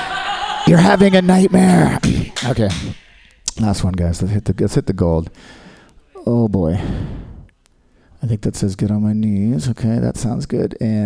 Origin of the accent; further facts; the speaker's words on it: Australia; I'm Australian, guys. I'm not with them.